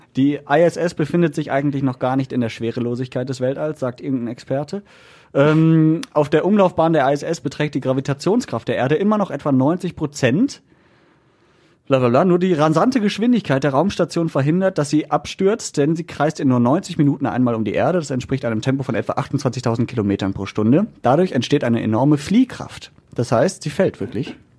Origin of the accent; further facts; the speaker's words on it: Essen, North Rhine-Westphalia, Germany; als Essener oder NRW-Typ